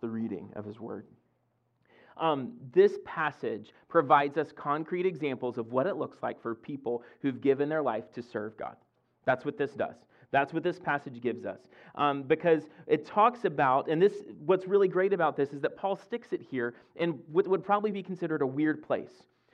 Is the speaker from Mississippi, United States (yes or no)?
yes; Mississippi, United States; moved away as an adult; now in Fredericksburg, United States; I grew up in Olo, Mississippi